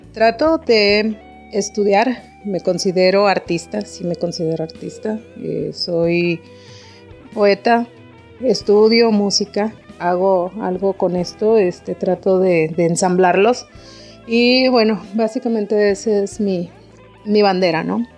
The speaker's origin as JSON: {"language": "Spanish", "town": "Monterrey", "region": "Nuevo León", "country": "Mexico", "tie": "born or raised there", "also_born_or_lived": "El Paso, Texas", "said": "Yo soy originaria de Monterrey, aunque nací en El Paso, Texas."}